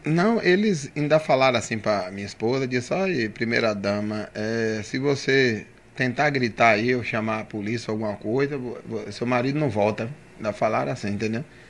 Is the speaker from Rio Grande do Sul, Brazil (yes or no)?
no; Camaçari, Bahia, Brazil; born or raised there; also born or lived in Dias d'Ávila